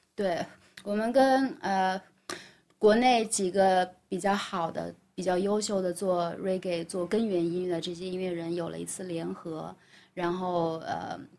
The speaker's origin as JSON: {"language": "Chinese", "town": "Guiyang", "region": "Guizhou", "country": "China", "tie": "born or raised there", "moved": "yes", "said": "贵阳是在贵州的唯一的一站，也是我的老家"}